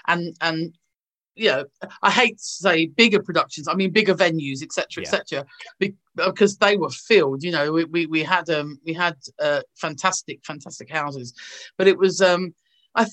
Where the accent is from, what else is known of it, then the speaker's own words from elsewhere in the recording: London, United Kingdom; moved away as an adult; now in North West England, United Kingdom; being a Londoner. I love London. You know, I was born there. I'm born and bred